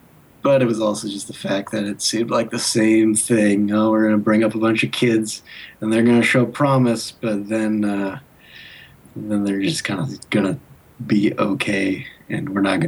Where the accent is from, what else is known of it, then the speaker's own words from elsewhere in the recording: Seattle, Washington, United States; I really stopped caring about my hometown team